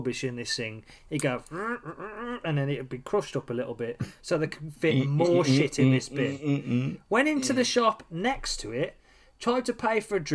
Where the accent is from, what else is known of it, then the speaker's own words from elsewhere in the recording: Midlands, United Kingdom; I am from the Midlands